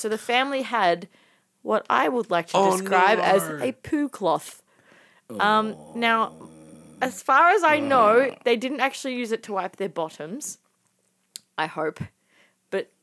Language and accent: English; Lebanon; Growing up in Lebanon